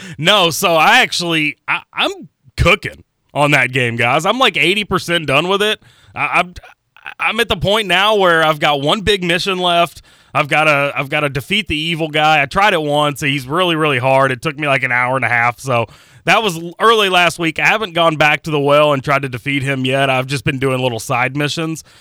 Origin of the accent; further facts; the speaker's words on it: Pekin, Indiana, United States; moved away; also born or lived in Georgetown, Kentucky / Jacksonville, Florida; Pekin was my boyhood home